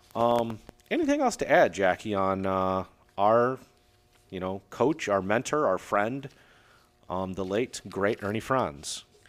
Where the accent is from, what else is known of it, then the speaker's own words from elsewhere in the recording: Aurora, Illinois, United States; I grew up in Aurora, Illinois, the same city that there was Fran's gym